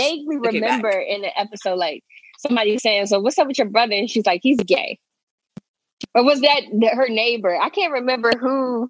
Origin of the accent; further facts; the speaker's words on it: Philadelphia, Pennsylvania, United States; Nigga, I'm from Philly.